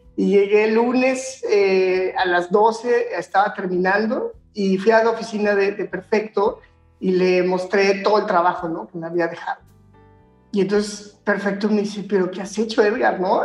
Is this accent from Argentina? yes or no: no; Guanajuato, Mexico; also born or lived in Barcelona; Yo soy de Guanajuato